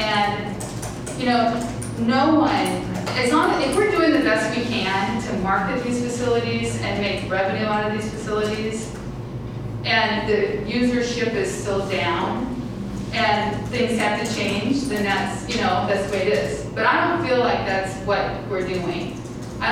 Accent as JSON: {"language": "English", "town": "Iowa City", "region": "Iowa", "country": "United States", "tie": "born or raised there", "said": "I'm from Iowa City. I grew up here, so I have many decades of experience"}